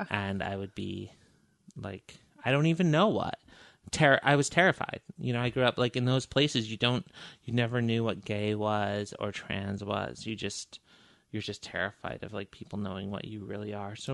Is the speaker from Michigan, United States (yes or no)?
yes; Michigan, United States; also born or lived in Montana; I was born in Montana. And then my mother was a single mother with me and my younger brother and um, joined the Air Force and then moved to, we grew up in the Upper Peninsula of Michigan.